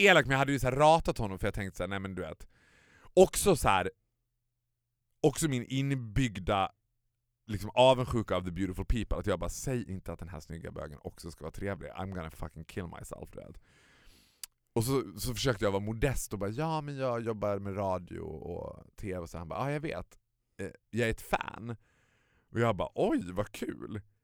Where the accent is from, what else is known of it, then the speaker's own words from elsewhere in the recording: Borlänge, Dalarna County, Sweden; now in Stockholm, Sweden; hemma i Borlänge när man var liten